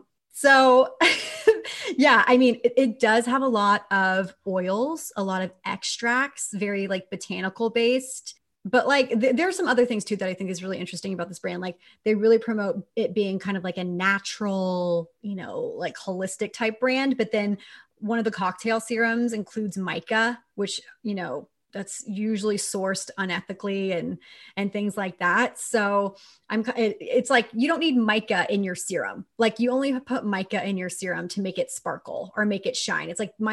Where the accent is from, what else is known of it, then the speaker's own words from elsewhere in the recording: Texas, United States; And I say this as a Texan, I grew up in Texas.